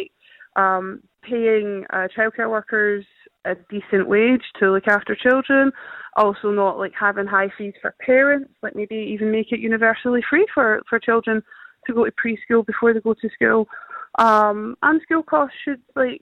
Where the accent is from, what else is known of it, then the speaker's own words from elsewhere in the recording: Scotland, United Kingdom; moved away as an adult; also born or lived in England; now in Roscommon, Ireland; I'm not exactly Irish. I'm from Scotland originally